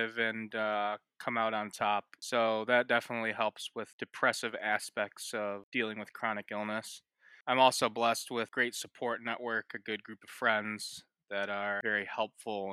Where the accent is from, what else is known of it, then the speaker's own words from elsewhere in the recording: Ypsilanti, Michigan, United States; I'm from Ypsilanti, Michigan